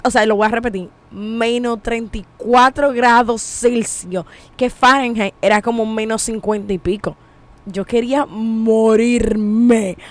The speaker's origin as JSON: {"language": "Spanish", "region": "Monte Cristi", "country": "Dominican Republic", "said": "soy de pueblo soy de Montecristi de Jabón"}